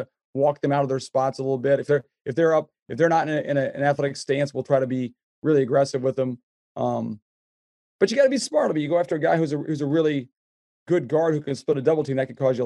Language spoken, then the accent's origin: English; Iowa, United States; I grew up in Iowa, so I'm not a farmer, but I was around enough farmers